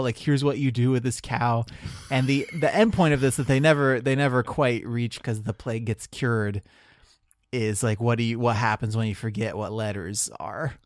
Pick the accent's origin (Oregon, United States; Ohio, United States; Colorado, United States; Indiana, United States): Ohio, United States; Marion; moved away; I'm from Central Ohio